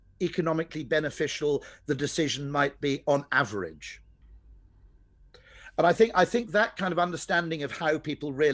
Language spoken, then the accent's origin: English; Welsh, Wales, United Kingdom; I'm Welsh